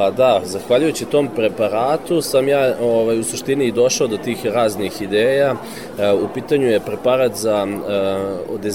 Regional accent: Serbia

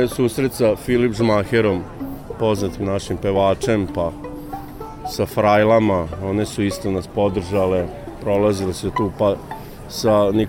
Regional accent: Sombor, Vojvodina, Serbia; moved away as an adult; now in Novi Sad, Serbia; Ja sam inače rodim iz Sombora, a volim jako Novi Sad. Ovde živim već 12 godina, moja baka je novoseđanka

